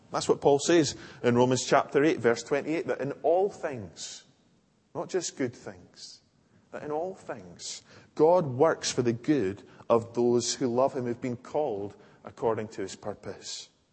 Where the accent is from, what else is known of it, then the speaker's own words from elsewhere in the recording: Larbert, Scotland, United Kingdom; I grew up in Larbert Old Church